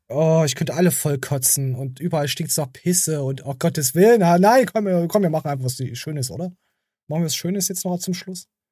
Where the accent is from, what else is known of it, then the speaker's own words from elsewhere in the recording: Germany; bei uns in Deutschland